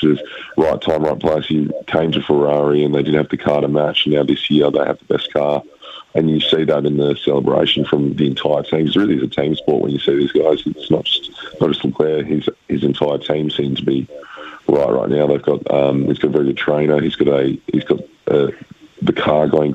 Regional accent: Perth, Western Australia, Australia; I'm originally from Perth

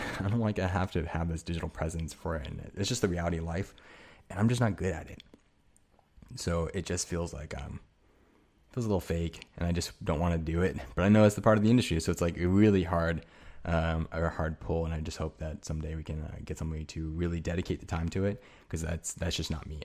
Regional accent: United States; I'm fucking American as hell

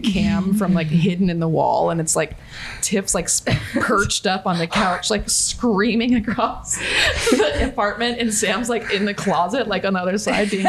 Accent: Australia; For example, I'll out myself as an Aussie, which is so embarrassing because Aussie quickly became the villain.

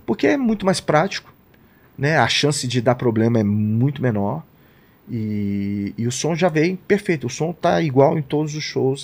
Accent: Brazil; a gente é do Brasil

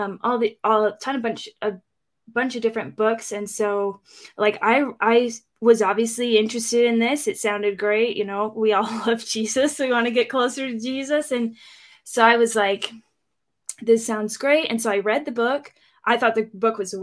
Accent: Eastern Washington, United States; also born or lived in Phoenix / California; I grew up in Washington mostly. And we spent a year or two in Phoenix and in California, but mostly Washington, Eastern Washington.

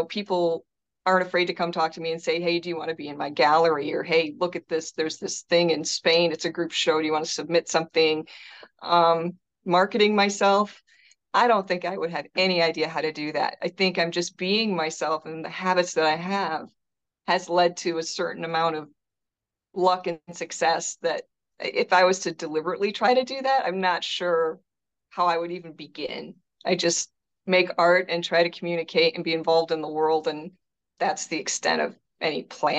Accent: Detroit, Michigan, United States; Oh, well, it's just such a rich cultural place to be from.

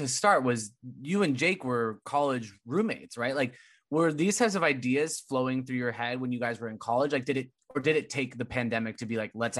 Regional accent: California, United States; And I came from California, so I have no room.

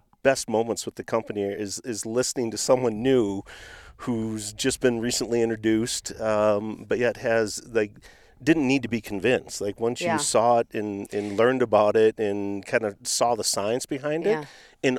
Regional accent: Midwest, United States; now in Nashville, United States; growing up in the Midwest

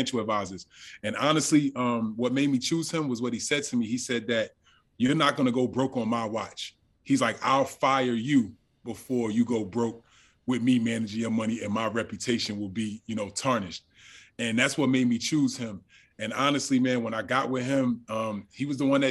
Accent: Orange, New Jersey, United States; I grew up in Orange, New Jersey

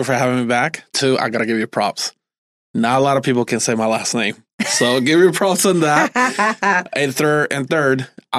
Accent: New Jersey, United States; born or raised there

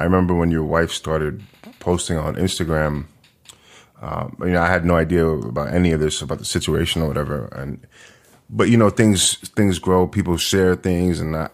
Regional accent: New York City, New York, United States; And then it's interesting because I'm from New York. I grew up in Manhattan.

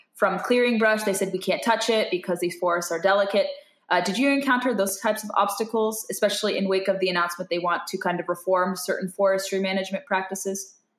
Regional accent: California, United States; I'm from California

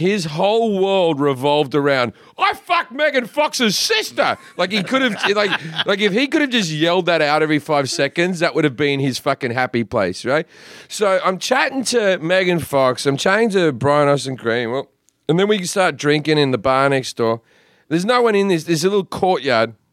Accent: Australia; moved away as an adult; now in United States; as an Australian who had been in the country for about 6 months

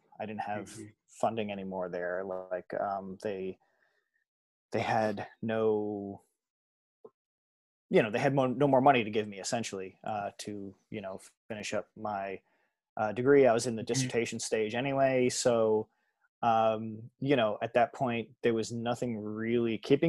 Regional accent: Long Island, New York, United States; also born or lived in Michigan; now in New York, United States; I grew up on Long Island. So, you know, New York City and the surrounding area was home for me anyway.

